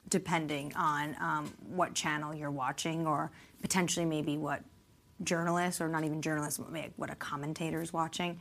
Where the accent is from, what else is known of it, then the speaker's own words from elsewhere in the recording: New York, United States; now in Washington, D.C., United States; I'm not even originally from Washington, I'm from New York